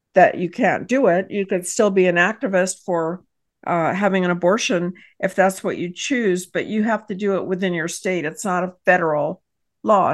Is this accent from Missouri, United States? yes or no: no; Texas, United States; I am a business owner, and I hail from Texas